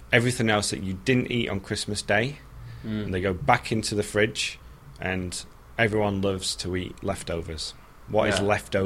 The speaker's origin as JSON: {"language": "English", "country": "United Kingdom", "moved": "as an adult", "lives_now": "United States", "said": "as a Brit"}